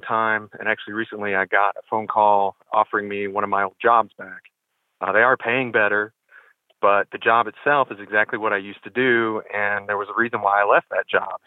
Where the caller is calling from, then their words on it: Asheville, North Carolina, United States; I'm calling from Asheville, North Carolina.